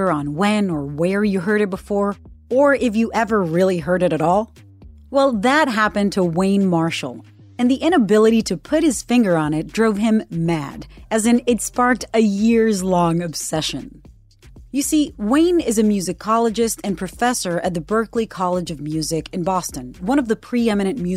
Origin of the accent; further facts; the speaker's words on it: Puerto Rico; a CBS News correspondent born and raised in Puerto Rico